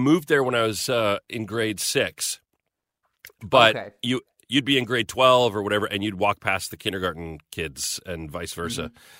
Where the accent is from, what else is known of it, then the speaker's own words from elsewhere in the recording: Magrath, Alberta, Canada; No, I grew up in Southern Alberta. A little town. Yeah, little town in Alberta's a prairie province, just to the east of British Columbia. And we were down near the U.S. border. So a little town of 2,000 people called McGrath.